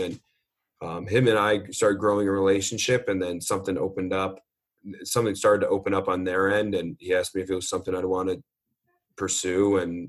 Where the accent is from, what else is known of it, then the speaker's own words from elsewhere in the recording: Midwest, United States; I was from the Midwest, and then I was out on the East Coast for college.